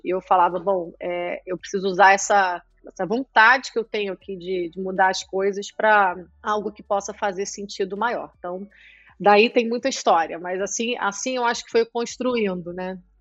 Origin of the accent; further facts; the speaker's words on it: Nova Friburgo, Rio de Janeiro, Brazil; also born or lived in Latvia; now in Rio de Janeiro, Brazil; sou nascida em Friburgo, que é uma cidade ainda, que a gente ainda pode dizer, comparada às outras, segura